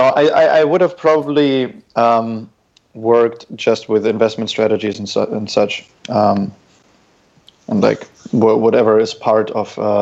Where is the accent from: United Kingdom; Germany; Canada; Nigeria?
Germany; Dortmund, North Rhine-Westphalia; moved away as an adult; also born or lived in St. Petersburg, Russia / Munich, Germany; I grew up in Germany, therefore, in Western Germany, which is just in a medium-sized to big-sized city called Dortmund.